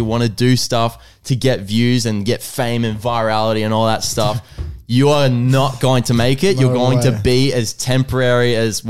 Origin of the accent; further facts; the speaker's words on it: United States; I'm American.